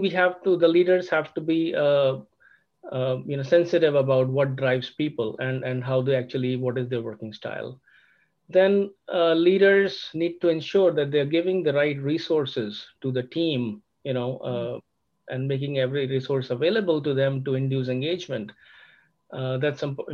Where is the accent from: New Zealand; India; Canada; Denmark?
India; moved away as an adult; also born or lived in Germany; now in Sugar Land, United States; I'm actually originally from India. I have studied in India